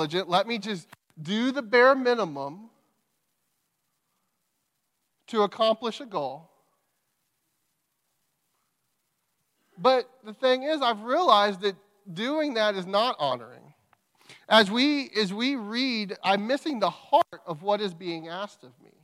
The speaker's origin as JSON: {"language": "English", "town": "Crockett", "country": "United States", "tie": "born or raised there", "moved": "yes", "said": "We're from Crockett. We grew up in Crockett."}